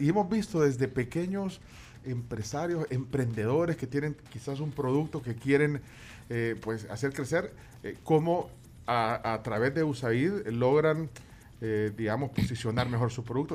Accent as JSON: {"language": "Spanish", "country": "El Salvador", "said": "como salvadoreño"}